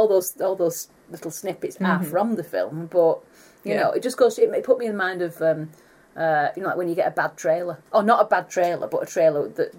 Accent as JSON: {"language": "English", "country": "United Kingdom", "said": "we are British."}